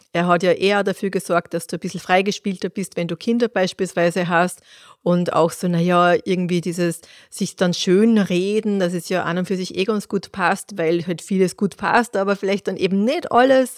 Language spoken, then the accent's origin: German; Austria; bei uns in Österreich